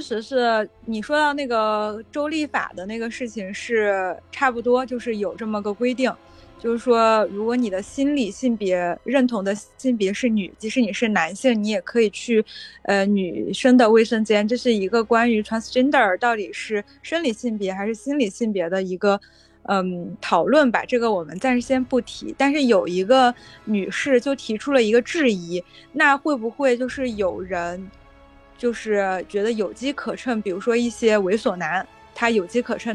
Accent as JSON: {"language": "Chinese", "country": "China", "tie": "born or raised there", "also_born_or_lived": "United States", "moved": "as an adult", "said": "我是在中国的这个环境中成长的"}